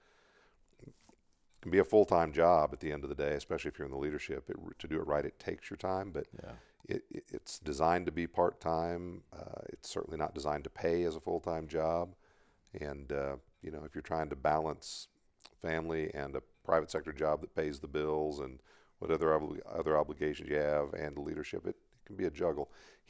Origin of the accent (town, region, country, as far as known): Southeast Kansas, United States; born or raised there; also born or lived in Washington, D.C. / England